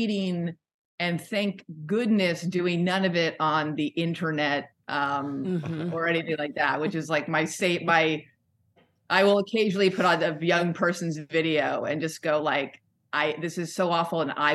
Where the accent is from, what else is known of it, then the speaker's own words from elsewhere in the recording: Los Angeles, California, United States; also born or lived in Portland, Oregon; I grew up in kind of like Studio City. Like I was born in Portland, moved down to LA when I was a little kid and then moved around all through high school